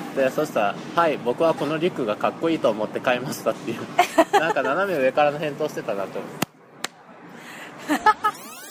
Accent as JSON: {"language": "Japanese", "region": "Toyama", "country": "Japan", "tie": "born or raised there", "moved": "as an adult", "lives_now": "Tokyo, Japan", "said": "富山県です"}